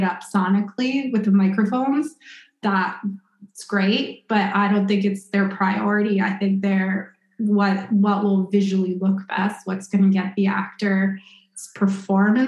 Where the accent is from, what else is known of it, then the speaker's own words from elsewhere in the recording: Winnipeg, Manitoba, Canada; moved away; I'm from Winnipeg